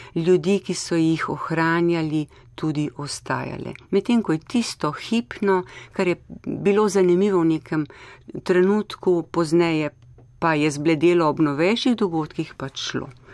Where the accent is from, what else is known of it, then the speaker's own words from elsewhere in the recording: Slovenia; smo imeli Slovenci v preteklosti to izročilo